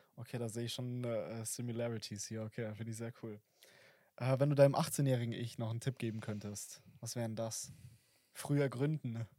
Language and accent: German; Oberstdorf, Bavaria, Germany; also born or lived in Fischen; ich komme aus dem äh, aus Oberstdorf